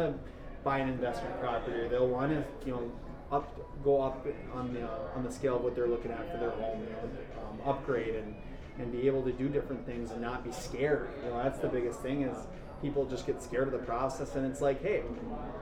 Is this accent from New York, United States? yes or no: no; Duluth, Minnesota, United States; I'm in my hometown. I get to stay here